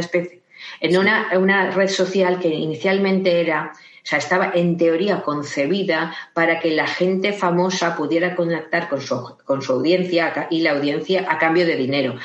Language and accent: Spanish; Valencia, Valencian Community, Spain; soy de Valencia